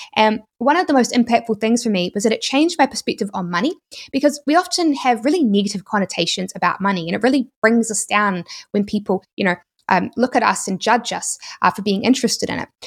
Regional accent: New Zealand; accent: New Zealand; my New Zealand accent

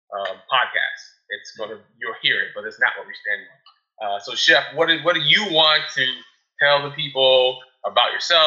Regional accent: Prince George's County, Maryland, United States; born and raised in PG County, Prince George's County

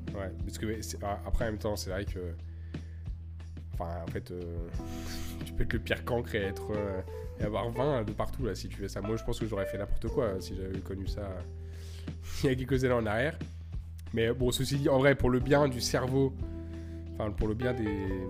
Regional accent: Lyon, Auvergne-Rhône-Alpes, France; now in Montreal, Canada; j'ai grandi à Lyon

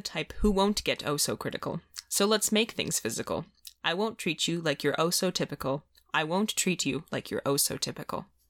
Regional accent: Midwest, United States; I'm from the Midwest.

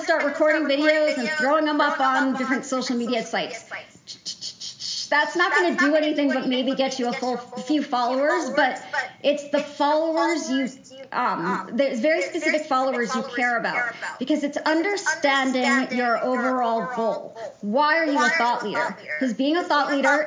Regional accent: New Hampshire, United States; I grew up in New Hampshire

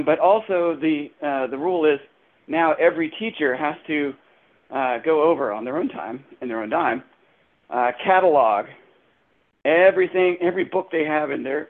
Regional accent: Hanover County, Virginia, United States; I'm from Hanover

